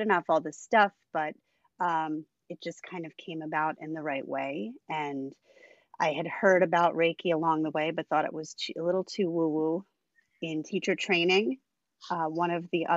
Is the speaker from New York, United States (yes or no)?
yes; Long Island, New York, United States; also born or lived in Brooklyn, New York; now in Catskills, United States; I'm from New York State. I am from Long Island originally, lived in Brooklyn for many, many years, and I am currently housed in the Catskills.